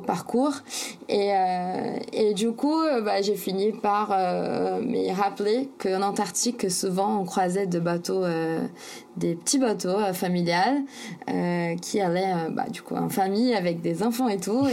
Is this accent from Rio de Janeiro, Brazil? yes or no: no; São Paulo, Brazil; French is a second language; moved away as an adult; j'ai grandi à São Paulo, c'est un peu comme la New York du Brésil.